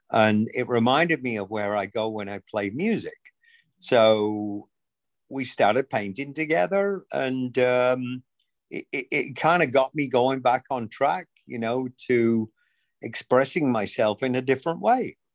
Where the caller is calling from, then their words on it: Tysons Corner, Virginia, United States; I'm actually at Tyson's Corner um, in the DC area.